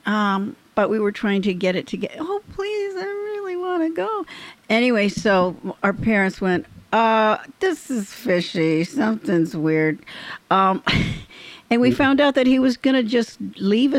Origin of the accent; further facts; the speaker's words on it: Orange County, California, United States; I was from Orange County